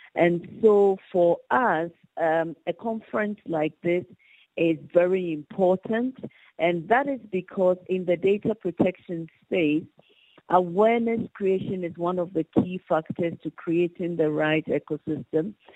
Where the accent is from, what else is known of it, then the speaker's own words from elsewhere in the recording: Ghana; I come from Ghana